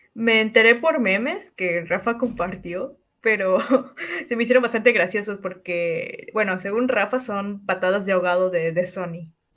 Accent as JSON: {"language": "Spanish", "town": "Cancún", "region": "Quintana Roo", "country": "Mexico", "said": "soy de Cancún, eh, nací un 5 de abril"}